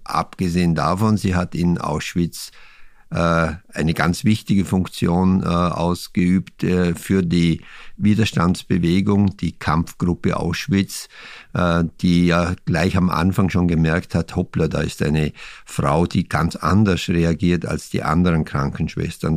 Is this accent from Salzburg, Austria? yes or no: no; Vorarlberg, Austria; mein Heimatbundesland Vorarlberg